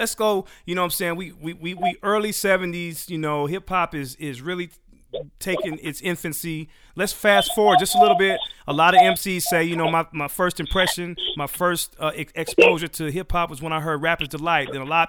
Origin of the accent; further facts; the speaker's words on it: California, United States; Because I'm from California, so we had a different idea.